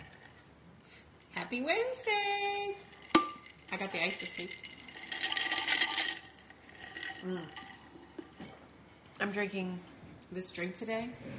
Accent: Key West, Florida, United States; also born or lived in Charleston; we are from Key West

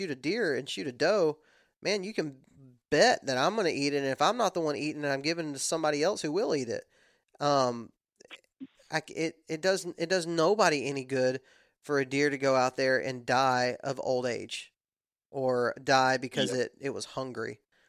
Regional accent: the South, United States; I'm from the South, and we don't talk like that.

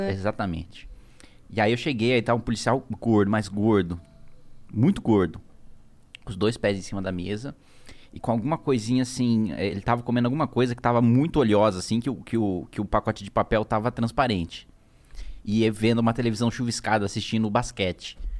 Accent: Indaiatuba, São Paulo, Brazil; also born or lived in Salto, São Paulo; eu fui criado em Dayatuba, que é uma cidade do lado. Uhum. Tudo ali na região de Campinas

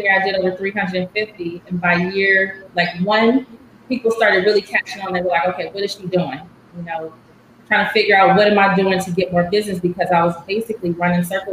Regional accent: Los Angeles, California, United States; moved away as an adult; also born or lived in Washington, D.C. / Texas; now in Dallas, United States; I am born and raised in LA, Los Angeles, California. I came to Texas about 7 years ago

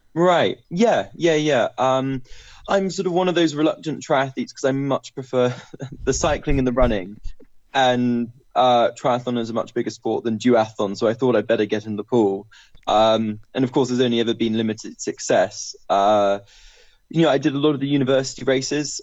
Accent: Bristol, South West England, United Kingdom; I'm from Bristol

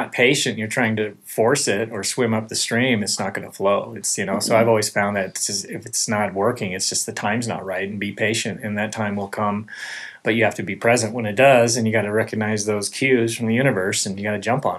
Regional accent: Montana, United States; now in Santa Cruz, United States; growing up in Montana, I didn't never experienced the ocean before.

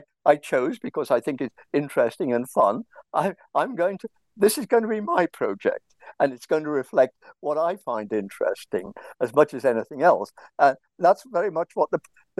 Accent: England, United Kingdom; like all English people, I have a lot of trouble with languages

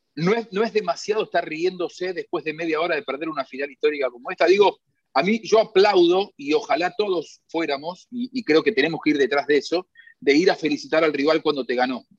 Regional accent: Argentina; los argentinos somos históricamente malos perdedores

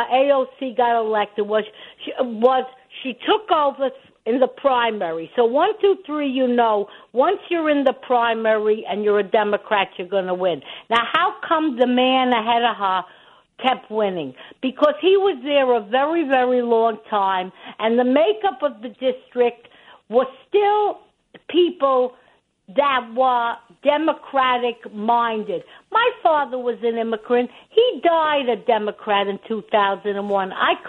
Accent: New York City, New York, United States; now in Rockland County, United States; I'm a New Yorker. I live in Rockland now, but I was raised in the Bronx

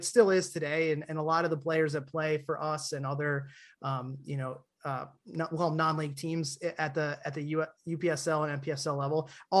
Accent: Dayton, Ohio, United States; born there; I was born in Dayton, Ohio, and my dad was in the military down there.

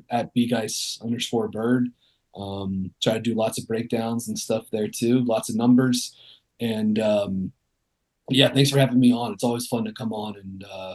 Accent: Winston-Salem, North Carolina, United States; moved away; I'm from Winston

